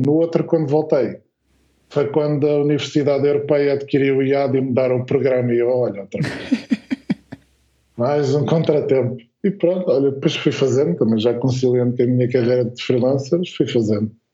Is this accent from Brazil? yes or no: no; Alverca do Ribatejo, Lisbon, Portugal; nós somos aqui da, da região de Lisboa-Valutez, né? mas concretamente Alverca